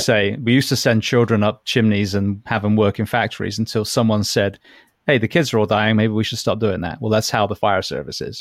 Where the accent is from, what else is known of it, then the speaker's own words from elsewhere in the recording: England, United Kingdom; also born or lived in Japan / Orlando; now in Florida, United States; being English